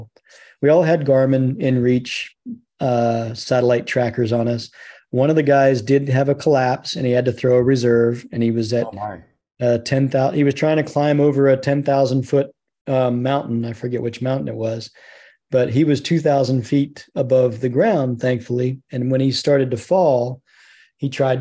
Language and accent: English; Virginia, United States; I'm from Virginia.